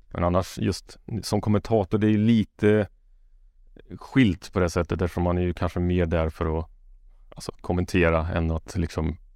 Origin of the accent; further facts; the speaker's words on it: Karlstad, Värmland, Sweden; Jag är från Karlstad.